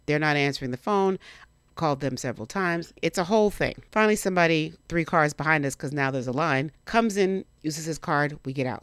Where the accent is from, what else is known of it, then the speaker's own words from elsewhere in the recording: Miami, Florida, United States; moved away; technically I'm from Miami. I spent most of my formative years there.